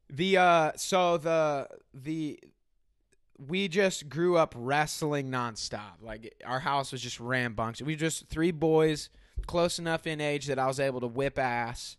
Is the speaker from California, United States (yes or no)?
no; Benton, Illinois, United States; also born or lived in Mount Vernon, Illinois; Mount Vernon is a county above the town in which I grew up, which is Benton, Illinois